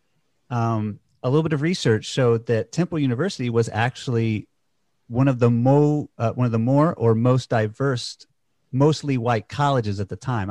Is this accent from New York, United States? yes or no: no; Georgia, United States; I grew up in Georgia